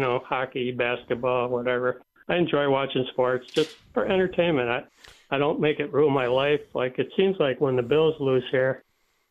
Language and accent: English; Germany; now in Buffalo, United States; I was born in Germany, became a citizen here in 1979 so I could vote.